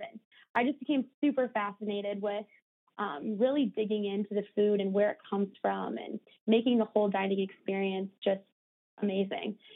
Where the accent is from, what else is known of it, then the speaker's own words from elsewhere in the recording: Minneapolis, Minnesota, United States; born there; also born or lived in Ohio; I was born in Minneapolis and I moved around a few times and went to school in Ohio, um, but moved back here after college.